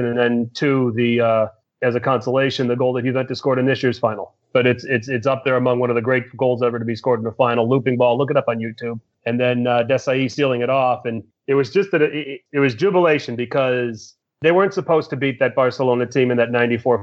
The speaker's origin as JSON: {"language": "English", "country": "United States", "said": "I'm an American, but I'm also an Italian"}